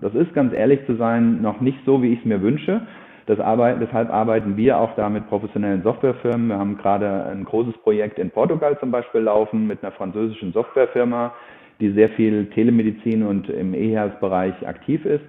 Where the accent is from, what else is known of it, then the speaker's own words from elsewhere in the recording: Germany; bei uns in Deutschland